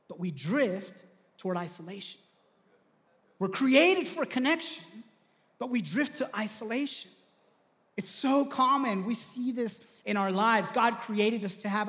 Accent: Southern California, United States; I grew up in Southern California, loved going to the beach.

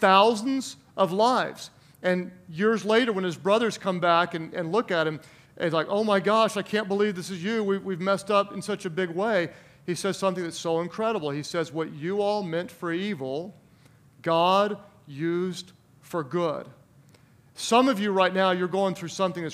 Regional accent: Oklahoma, United States; a rural town in my home state, Oklahoma

